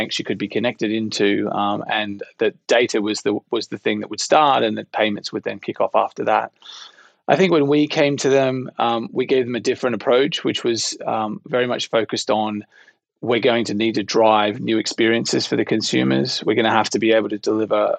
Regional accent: Australia; moved away as an adult; now in United Kingdom; I'm originally from Australia. I've been in the UK for 8 years now.

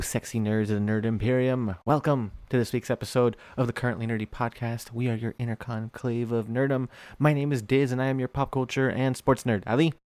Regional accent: Springfield, Virginia, United States; now in Orange County, United States; I grew up broke in Springfield, Virginia

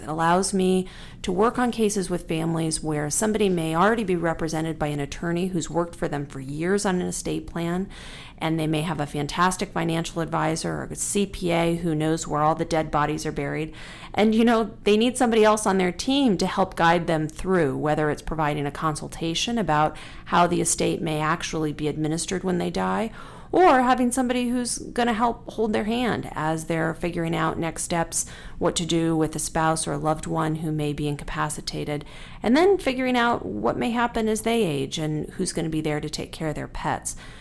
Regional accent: Tucson, Arizona, United States; I'm a third generation Tucson, and I, I, I love my hometown

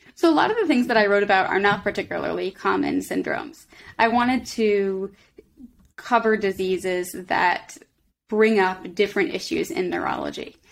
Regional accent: Boston, Massachusetts, United States; moved away as an adult; now in Philadelphia, United States; I grew up in Boston, and then I came to, to Philly for medical school

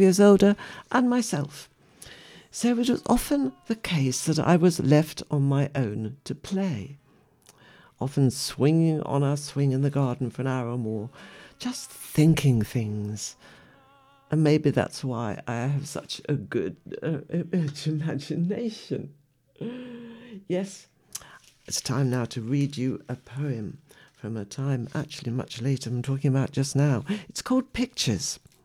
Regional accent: West Midlands, United Kingdom; I was born in the West Midlands, an industrial area where sometimes we heard lions roaring

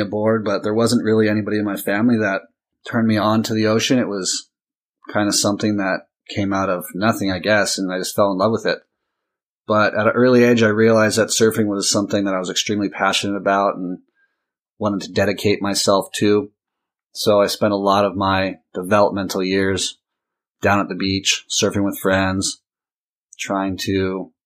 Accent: Costa Mesa, California, United States; I grew up in Southern California, Orange County, Costa Mesa to be exact

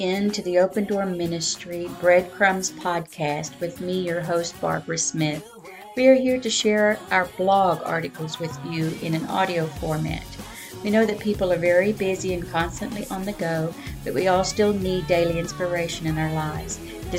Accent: South Africa; also born or lived in Sioux Falls, United States; I was born in Sioux Falls, South Dakota in the United States and raised in South Africa.

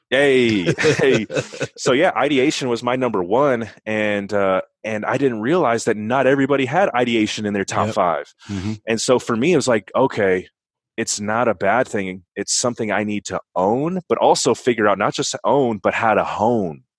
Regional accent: San Bernardino, California, United States; moved away as an adult; also born or lived in Berrien Springs, Michigan; in San Bernardino, which is where I was born and raised, Southern California

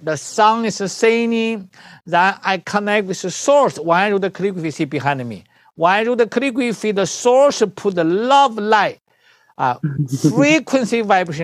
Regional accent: China; moved away; I'm the doctor from China.

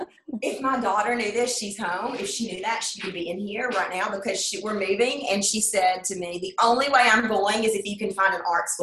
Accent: Sweetwater, United States; I grew up in Sweetwater

